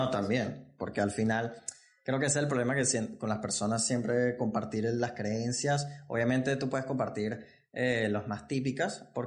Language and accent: Spanish; Venezuela; Yo, yo que soy de Venezuela